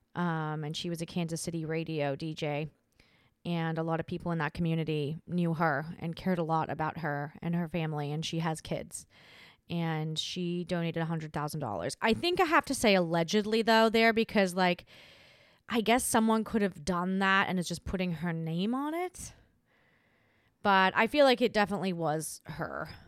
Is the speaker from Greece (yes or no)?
no; Australia; moved away; Australia is my country, my hometown, and I'm not there